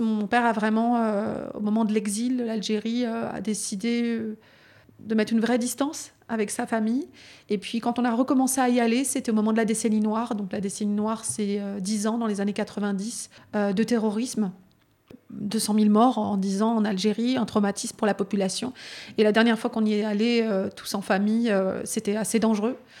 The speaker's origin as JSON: {"language": "French", "town": "Vaulx-en-Velin", "region": "Auvergne-Rhône-Alpes", "country": "France", "tie": "born or raised there", "said": "j'ai grandi à Vaux-en-Velin"}